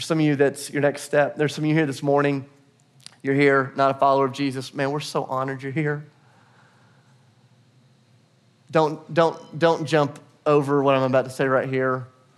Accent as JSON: {"language": "English", "country": "United States", "also_born_or_lived": "Portugal / Kenya", "lives_now": "Nashville, United States", "said": "we are still American citizens. We think like Americans. We talk like Americans"}